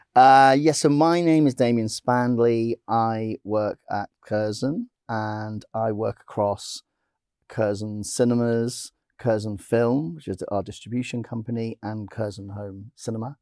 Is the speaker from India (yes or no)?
no; Blackpool, North West England, United Kingdom; I grew up in Blackpool